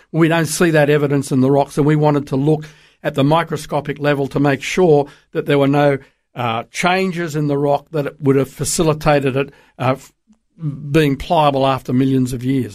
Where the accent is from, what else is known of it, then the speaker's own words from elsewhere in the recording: Sydney, New South Wales, Australia; moved away as an adult; also born or lived in Darwin / Brisbane; now in United States; I grew up in Sydney